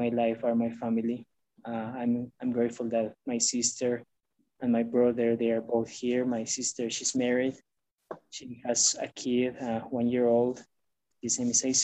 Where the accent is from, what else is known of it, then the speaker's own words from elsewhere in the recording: Bolivia; moved away as an adult; also born or lived in Omaha, Nebraska; now in United States; I am originally from Bolivia. I was born and raised there.